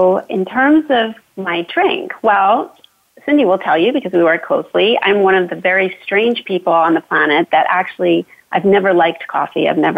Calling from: Fulton, Maryland, United States; Okay, so I am in Fulton, Maryland today, outside of our nation's capital, Washington, D.C.

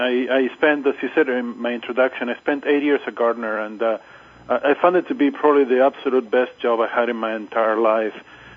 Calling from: Sacramento, California, United States; I'm in Sacramento, California, in my home office

